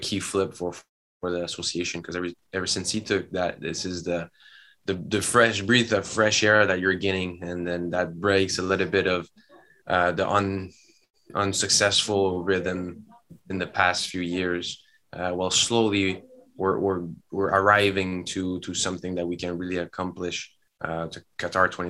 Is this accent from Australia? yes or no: no; Canada; in Canada, we're all Canadian